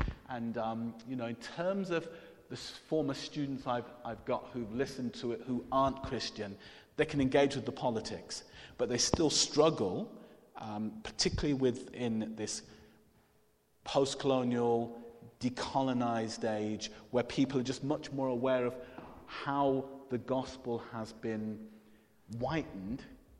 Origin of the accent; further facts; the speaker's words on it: Jamaica; I'm Jamaican, so you always have more than one job as a Jamaican. It's kind of a tradition.